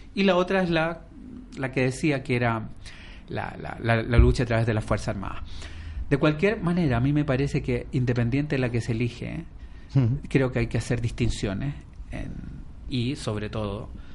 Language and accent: Spanish; Chile; now in Spain; en mi país, que es Chile